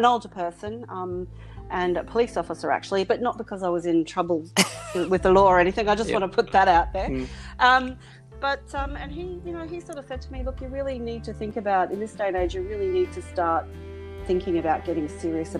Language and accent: English; Sunshine Coast hinterland, Queensland, Australia; I was very much country girl, so I grew up in Sunshine Coast sort of hinterland, so in around Glasshouse Mountains and, you know, Caboolture and Woodford, Kilcoy